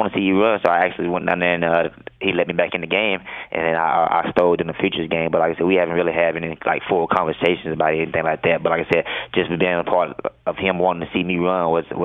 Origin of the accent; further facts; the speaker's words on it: Mississippi, United States; moved away; growing up in Mississippi